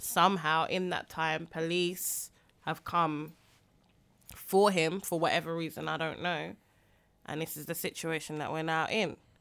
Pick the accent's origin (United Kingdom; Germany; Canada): United Kingdom; London; I was from Greenwich.